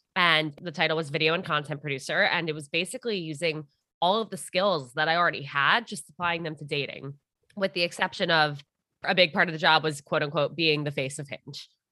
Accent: Armonk, New York, United States; I'm from Armagh.

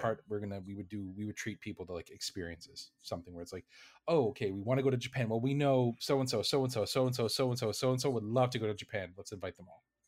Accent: Canada; I'm a Canadian

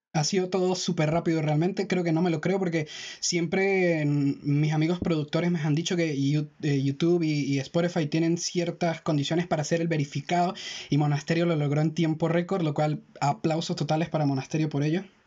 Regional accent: Táchira, Venezuela; de donde nosotros venimos, de Táchira, Venezuela. Eh, Melan y yo somos del mismo estado

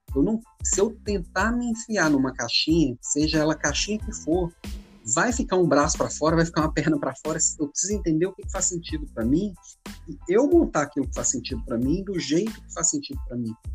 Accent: Belo Horizonte, Minas Gerais, Brazil; moved away as an adult; also born or lived in Florianópolis; vim com a esposa e os meninos aqui para Belo Horizonte, que é minha terra natal. Tava 10 anos fora

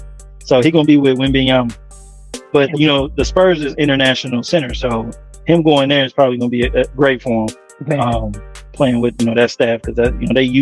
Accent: Cleveland, Ohio, United States; I'm from Cleveland and Cleveland.

